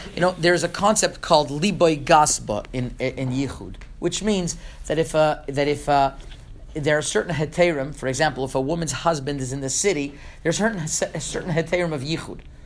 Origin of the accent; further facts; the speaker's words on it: Montreal, Quebec, Canada; moved away; also born or lived in Toronto; I grew up in Montreal, and I lived in Toronto for five years